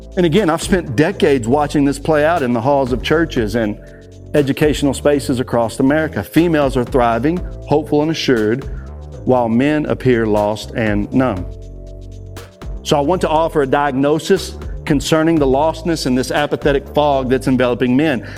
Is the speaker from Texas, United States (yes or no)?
yes; Texas, United States; I am from Texas.